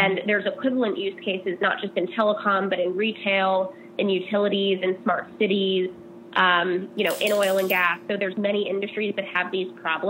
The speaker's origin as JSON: {"language": "English", "town": "Seattle", "region": "Washington", "country": "United States", "tie": "born or raised there", "also_born_or_lived": "Vashon Island / New York", "moved": "as an adult", "lives_now": "California, United States", "said": "I grew up in Seattle"}